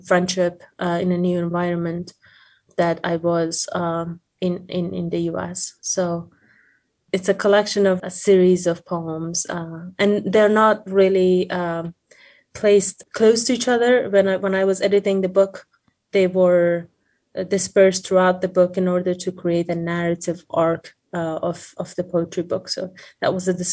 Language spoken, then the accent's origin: English; Afghanistan; moved away as an adult; now in United States; I'm originally from Afghanistan